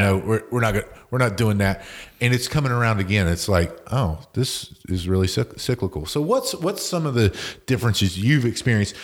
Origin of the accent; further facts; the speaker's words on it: West Virginia, United States; moved away; I'm from West Virginia originally